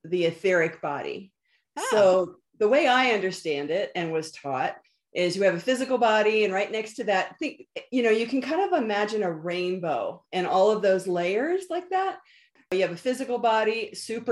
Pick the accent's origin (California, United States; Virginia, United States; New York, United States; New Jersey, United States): Virginia, United States; Northern; moved away; I was from Northern Virginia, the East Coast